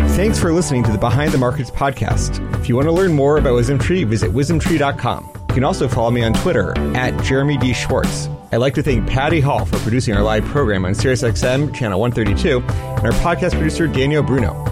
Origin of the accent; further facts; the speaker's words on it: Beijing, China; moved away as an adult; also born or lived in United States; I was born and raised in Beijing, um, but I, my whole adult life was in the United States, United States